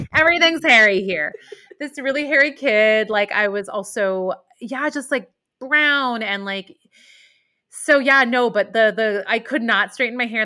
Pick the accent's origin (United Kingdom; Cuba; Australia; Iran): Iran; now in New York, United States; I was born in Iran and my family is Muslim